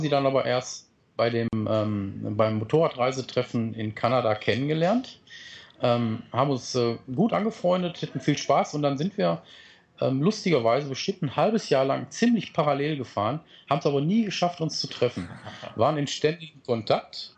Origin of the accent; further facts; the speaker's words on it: Germany; wir Deutschen